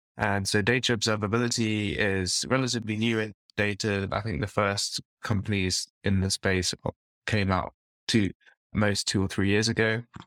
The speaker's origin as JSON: {"language": "English", "region": "London", "country": "United Kingdom", "tie": "born or raised there", "said": "I'm from London, and I grew up in East London"}